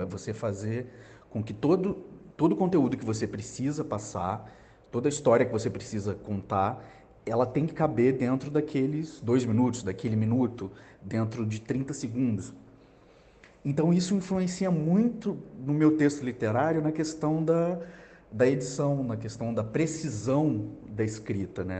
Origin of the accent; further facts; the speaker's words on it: Juiz de Fora, Minas Gerais, Brazil; moved away as an adult; now in Rio de Janeiro, Brazil; eu sou mineiro de Juiz de Fora. É, cresci no interior e mudei para o Rio